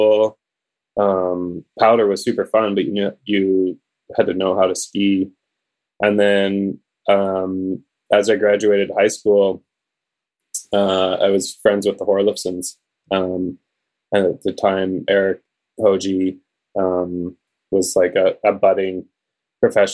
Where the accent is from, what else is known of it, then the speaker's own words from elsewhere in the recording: Calgary, Alberta, Canada; I grew up in Calgary